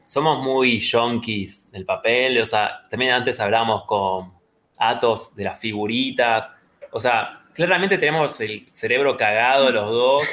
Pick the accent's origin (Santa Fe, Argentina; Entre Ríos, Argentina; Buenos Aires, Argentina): Santa Fe, Argentina; Rosario; nací en Rosario